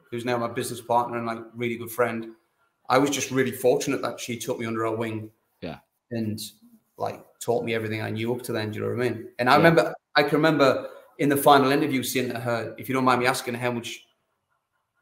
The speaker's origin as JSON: {"language": "English", "town": "Sunderland", "region": "North East England", "country": "United Kingdom", "also_born_or_lived": "London", "moved": "as an adult", "lives_now": "Sydney, Australia", "said": "I was teaching in the Northeast there. I was teaching in South Shields. I'm from Sutherland"}